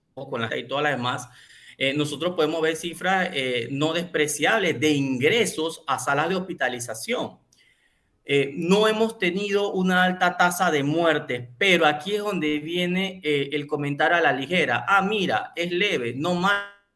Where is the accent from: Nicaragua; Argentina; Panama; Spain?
Panama; para nosotros como panameños